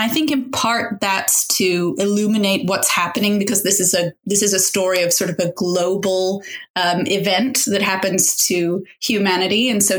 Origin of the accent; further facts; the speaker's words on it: Indonesia; also born or lived in Dubai, UAE; I grew up around them. I grew up abroad. I grew up in Indonesia and Dubai and various places.